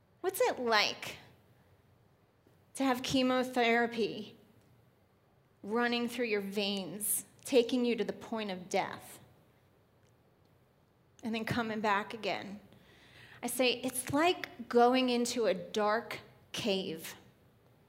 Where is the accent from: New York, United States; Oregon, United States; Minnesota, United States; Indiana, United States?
New York, United States; moved away; I was born and raised in New York, right outside of New York City